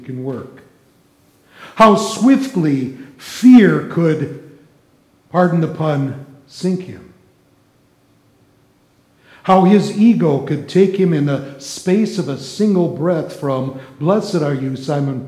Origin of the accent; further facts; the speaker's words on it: Las Vegas, Nevada, United States; I'm from Vegas